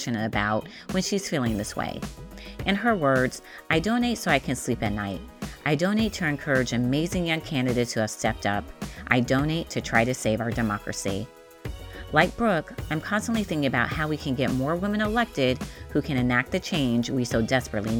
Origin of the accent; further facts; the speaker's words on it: Las Vegas, Nevada, United States; I'm from Las Vegas